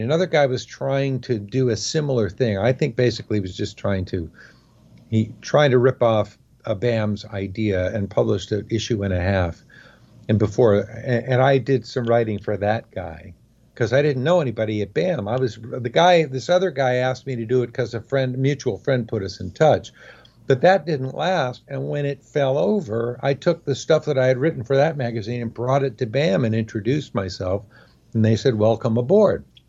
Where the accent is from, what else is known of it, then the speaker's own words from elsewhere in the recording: Oakland, California, United States; also born or lived in San Fernando Valley, California; I consider myself, uh, an Oakland native, even though I wasn't actually born here